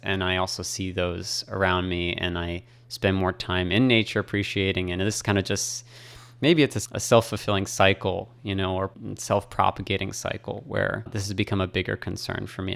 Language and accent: English; Boston, Massachusetts, United States; moved away as an adult; also born or lived in Hong Kong / China; now in Taiwan; I'm from Boston, Massachusetts